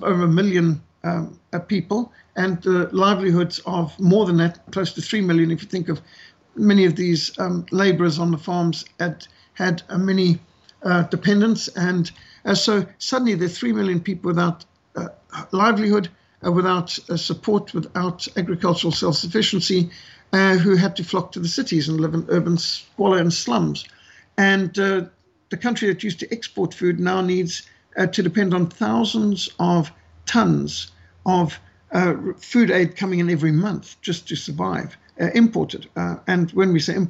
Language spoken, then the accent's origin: English; South Africa; my home country of South Africa